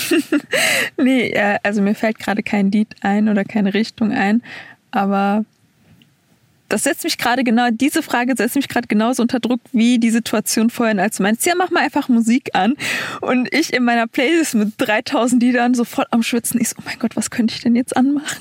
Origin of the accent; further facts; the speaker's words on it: Duisburg, North Rhine-Westphalia, Germany; moved away; ich komme ja aus NRW